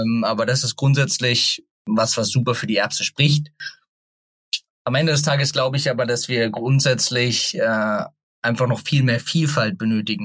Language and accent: German; Germany; ich bin in der Nähe von Hofheim aufgewachsen